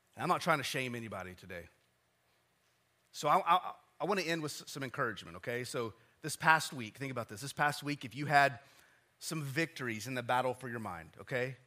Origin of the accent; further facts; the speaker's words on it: West Texas, United States; I'm from West Texas